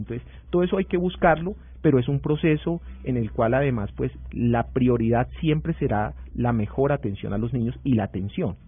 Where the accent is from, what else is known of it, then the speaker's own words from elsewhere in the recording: Huila, Colombia; yo soy huilense